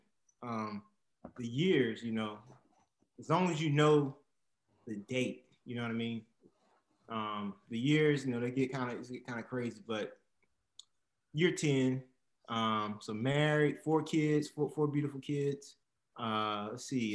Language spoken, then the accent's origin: English; Garner, North Carolina, United States; also born or lived in DeKalb County, Georgia; We moved from Georgia when I was about 4 or 5. Been in North Carolina ever since. So yeah, born and raised right here.